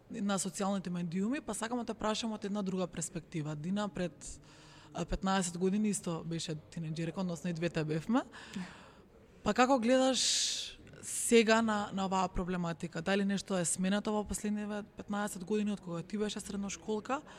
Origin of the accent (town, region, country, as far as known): North Macedonia